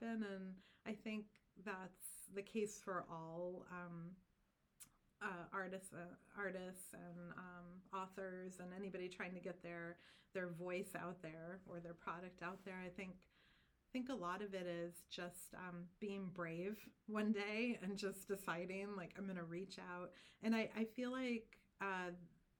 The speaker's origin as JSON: {"language": "English", "town": "Durham", "region": "New Hampshire", "country": "United States", "said": "I'm from Durham"}